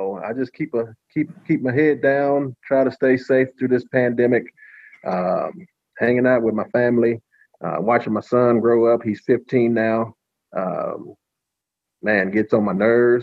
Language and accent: English; Texas, United States; also born or lived in Detroit; I'm a youth football coach here in my hometown here